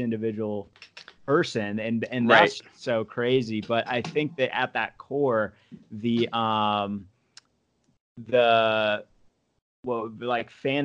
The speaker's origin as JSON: {"language": "English", "region": "Arizona", "country": "United States", "moved": "yes", "said": "I'm from Arizona originally"}